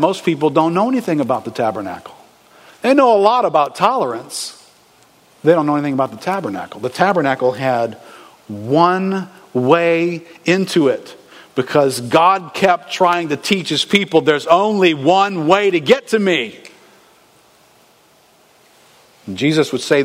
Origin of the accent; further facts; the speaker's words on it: United States; We're from America